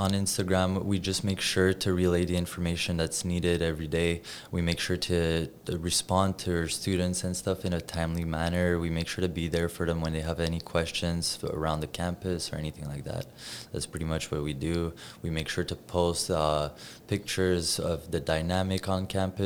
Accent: Montreal, Quebec, Canada; I was born and raised in Montreal

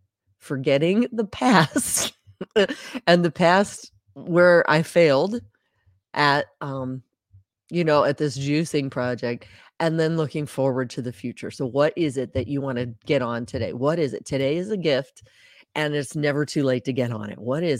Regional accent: Charleston, South Carolina, United States; born there; My dad was also Navy. I was born in Charleston, South Carolina, while he was on a submarine.

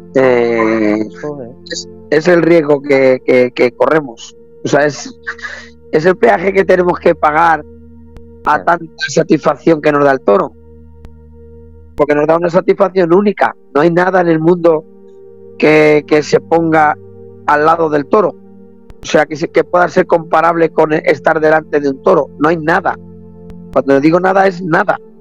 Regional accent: Arganda del Rey, Community of Madrid, Spain; soy de Arganda del Rey

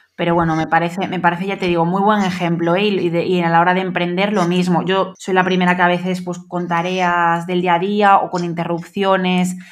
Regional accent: Galicia, Spain; nosotros somos de Galicia

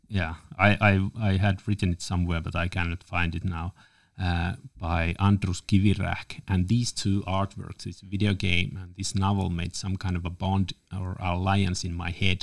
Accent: Lapland, Finland; I'm from Lapland

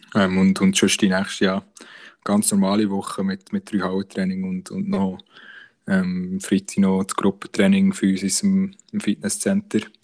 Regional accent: Bern, Switzerland; uns Berner

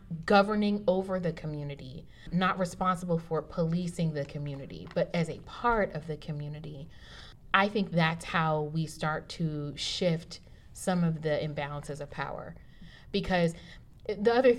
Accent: United States; I'm African American, and my ancestors did not choose to come here

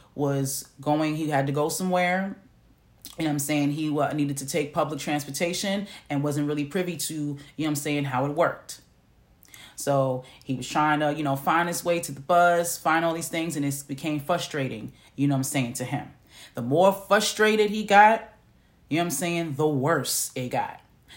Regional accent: New York City, New York, United States; moved away as an adult; now in Macon, Georgia, United States; I'm from New York, okay? I'm from New York City.

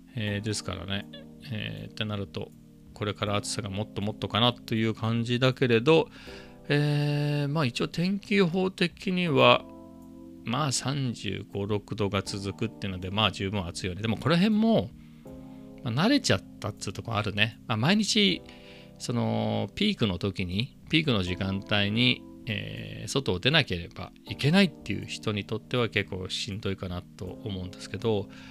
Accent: Ibaraki, Japan; now in Chiba, Japan; 茨城県出身なんでね

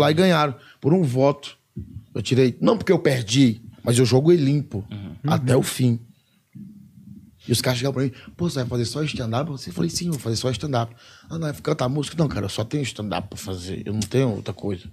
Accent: Ceará, Brazil; moved away as an adult; also born or lived in Curitiba; porque eu sou do Ceará

